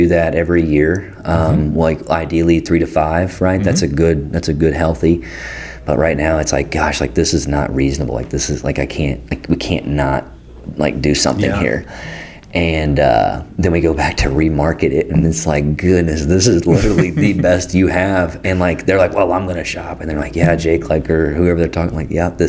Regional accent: Pleasant Hill, Missouri, United States; I'm from Pleasant Hill

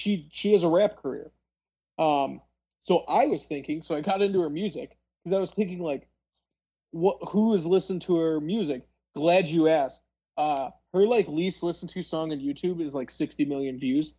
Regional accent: Palatine, Illinois, United States; I grew up in Palatine, Illinois

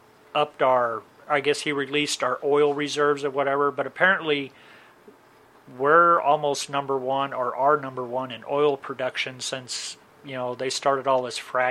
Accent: East St. Louis, Illinois, United States; I grew up in East St. Louis

